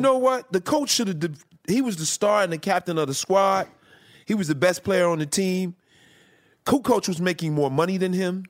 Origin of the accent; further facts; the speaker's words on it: Chicago, Illinois, United States; moved away; I'm from Chicago originally